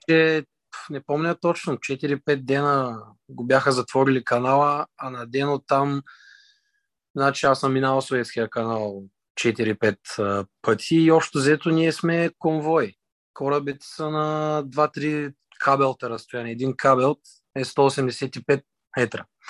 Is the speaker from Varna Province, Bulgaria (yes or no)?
yes; Varna, Varna Province, Bulgaria; роден съм от Варна, родом от Варна, живея във Варна